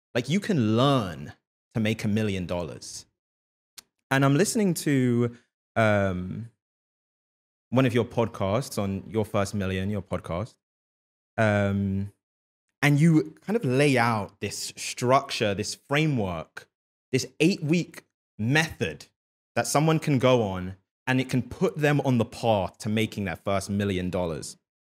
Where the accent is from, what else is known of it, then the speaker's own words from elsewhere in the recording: London, United Kingdom; growing up in London